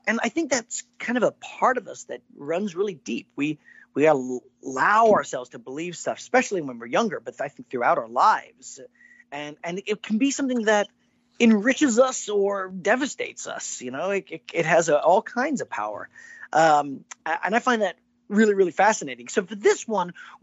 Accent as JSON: {"language": "English", "region": "East Texas", "country": "United States", "tie": "born or raised there", "said": "growing up in East Texas"}